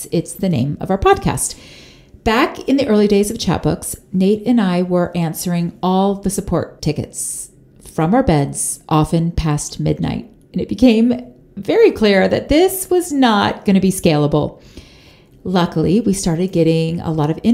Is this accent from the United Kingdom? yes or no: no; Florida, United States; moved away as an adult; now in Utah, United States; we moved our family from Florida, where I am originally from, to Utah